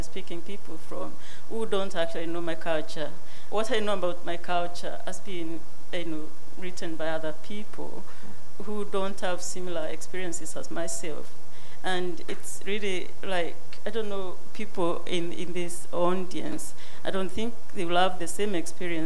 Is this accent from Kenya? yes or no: yes; Kenya; moved away; I come from Kenya